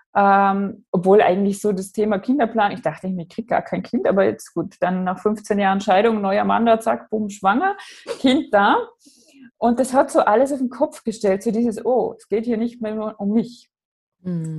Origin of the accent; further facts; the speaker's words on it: Austria; Ich komme aus Österreich, wie man hört